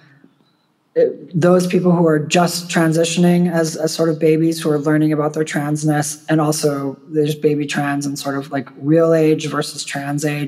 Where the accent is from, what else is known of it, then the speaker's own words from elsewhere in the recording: United States; now in Poland; I'm an American in Poland